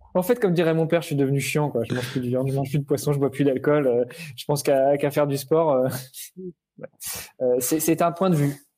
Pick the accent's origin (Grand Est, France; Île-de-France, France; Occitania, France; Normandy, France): Normandy, France; je suis normand